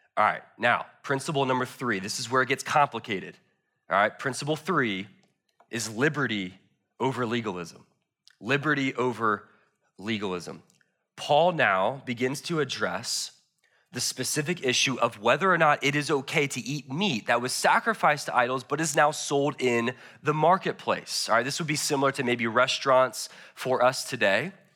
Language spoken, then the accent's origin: English; United States; I love being an American